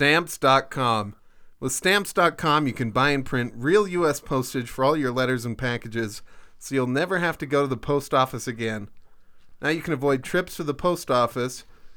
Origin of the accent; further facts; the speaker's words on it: Austria; born there; Even though I was born in Austria, I know Stuttgart well.